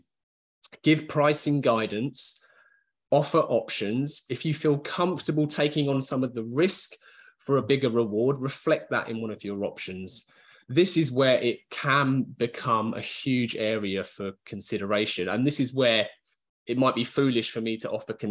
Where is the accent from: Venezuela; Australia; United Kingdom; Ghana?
United Kingdom; just being British